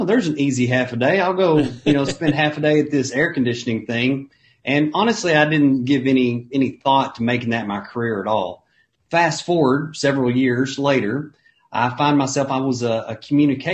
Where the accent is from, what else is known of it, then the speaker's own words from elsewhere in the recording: Ardmore, Oklahoma, United States; I was from Ardmore, Oklahoma, and Ardmore, Oklahoma is a town of about 25,000 people.